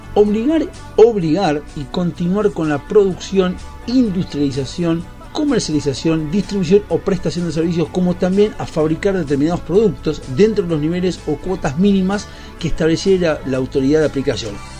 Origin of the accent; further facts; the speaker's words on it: Argentina; como ciudadanos argentinos